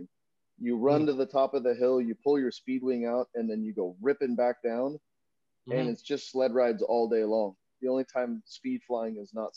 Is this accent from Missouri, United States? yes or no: no; Hemet, California, United States; growing up in Hemet, I had Saboba right in my backyard